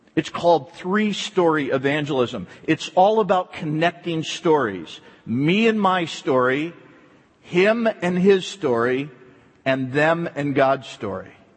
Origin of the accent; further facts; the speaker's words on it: East Coast, United States; moved away; I was raised back on the East Coast